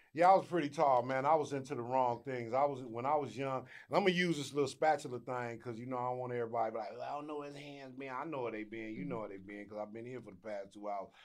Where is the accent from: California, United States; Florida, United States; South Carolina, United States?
California, United States; Inglewood; also born or lived in Arkansas / South Los Angeles; I've been here since I was ten, and I grew up in Inglewood, between Inglewood and South L A.